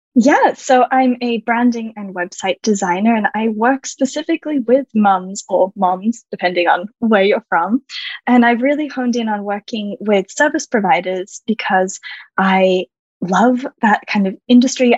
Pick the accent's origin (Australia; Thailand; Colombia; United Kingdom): Australia; moved away as an adult; also born or lived in California, United States; now in Paris, France; I'm Australian originally. I am now living in Paris, France. And I spent about a decade living in California